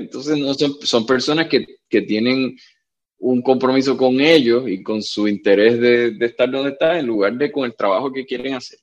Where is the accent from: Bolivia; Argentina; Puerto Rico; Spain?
Puerto Rico; Y yo le dije de Puerto Rico